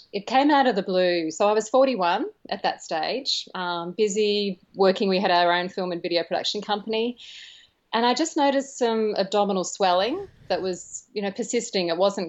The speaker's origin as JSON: {"language": "English", "area": "Yarra Valley, near Melbourne", "region": "Victoria", "country": "Australia", "tie": "born or raised there", "said": "So I was born actually in Melbourne in Australia, and grew up near a place called the Yarra Valley."}